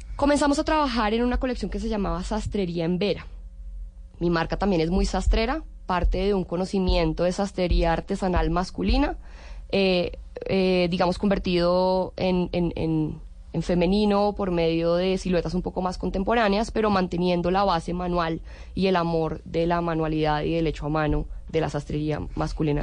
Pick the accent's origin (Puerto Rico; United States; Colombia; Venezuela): Colombia; moved away as an adult; also born or lived in Italy; siempre me ha sentido muy colombiana, muy orgullosa ser colombiana